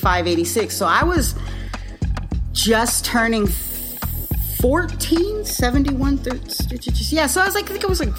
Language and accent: English; Alaska, United States; I grew up in Alaska